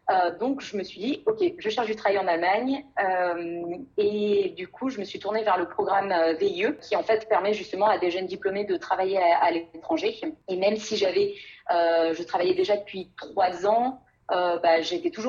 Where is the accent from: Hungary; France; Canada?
France; Guadeloupe; also born or lived in Paris; j'habitais à Paris depuis trois ans. Je suis pas originaire de, de Paris. En fait, c'est rigolo parce que je suis née et j'ai grandi en Guadeloupe.